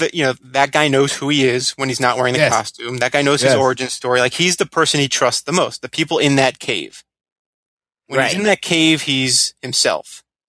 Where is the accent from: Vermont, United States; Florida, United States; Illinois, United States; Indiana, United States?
Florida, United States; I grew up in Florida